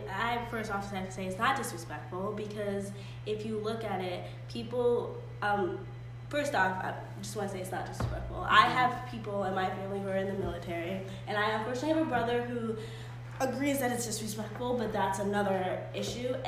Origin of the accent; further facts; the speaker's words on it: United States; I am an American. I love this country